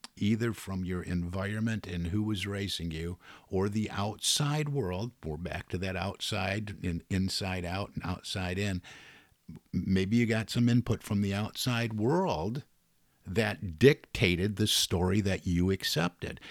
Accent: Detroit, Michigan, United States; I'm from the Detroit area

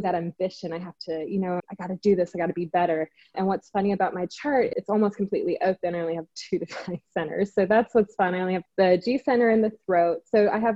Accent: Singapore; now in Los Angeles, United States; I'm from Singapore originally, but now I live

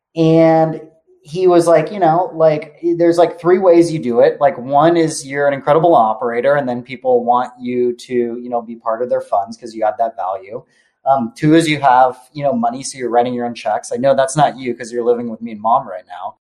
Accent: Palo Alto, California, United States; I was born in Palo Alto

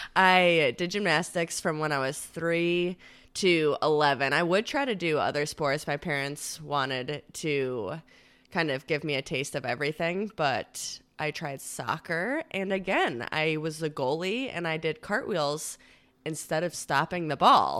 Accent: Victor, New York, United States; I am from Rochester, New York. I grew up in a little town, or I guess it's kind of a big town called Victor

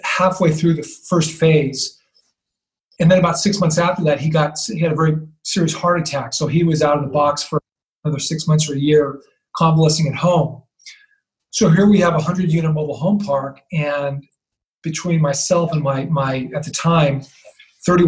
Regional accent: San Francisco Bay Area, California, United States; I grew up in the San Francisco Bay Area.

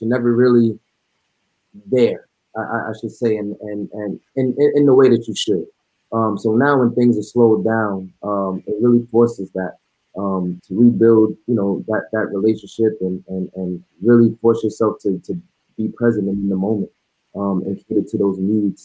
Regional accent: New York City, New York, United States; now in Frisco, United States; I'm originally from New York City

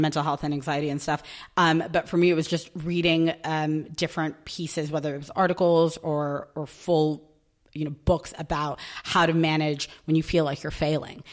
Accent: New York, United States; moved away as an adult; now in London, United Kingdom; I'm from New York

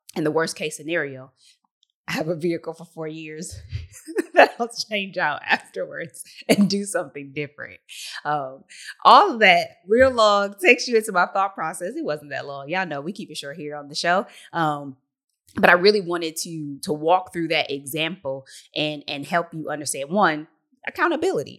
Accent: Detroit, Michigan, United States; I'm from the Motor City three one three

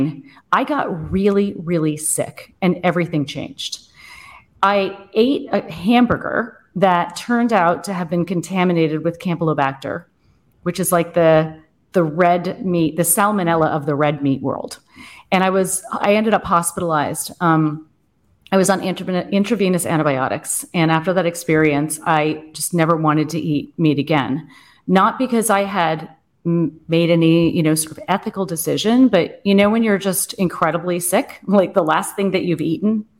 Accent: Boston, East Coast, United States; moved away as an adult; now in Germany; I'm American. And yeah, I grew up on the East Coast. Most of my life I was in Boston

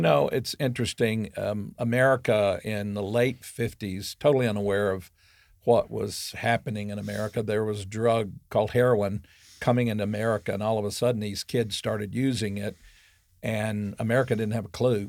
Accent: Arkansas, United States; I grew up in Arkansas

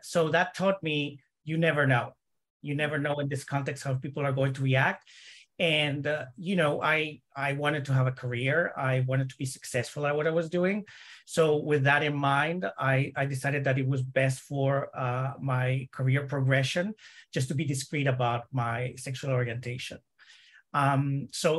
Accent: El Salvador; moved away as an adult; now in Toronto, Canada; I'm originally from El Salvador, small country in Central America, and I immigrated to Canada in 2004. So I came to Toronto directly.

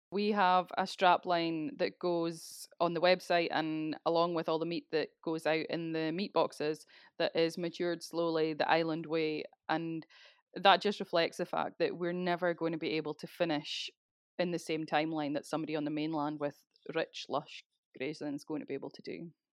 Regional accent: Speyside, Scotland, United Kingdom; moved away as an adult; now in South Uist, United Kingdom; I'm originally from Speyside, eh, but moved across to South U S full time, um, at the start of twenty

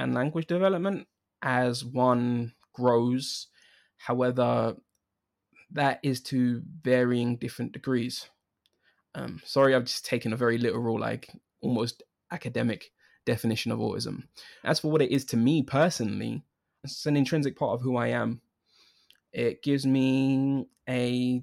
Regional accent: London, United Kingdom; I was born in London, born and raised in London

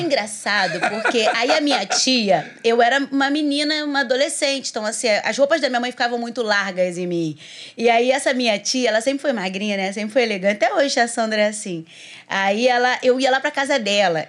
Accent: Duque de Caxias, Rio de Janeiro, Brazil; eu sou de Duque de Caxias

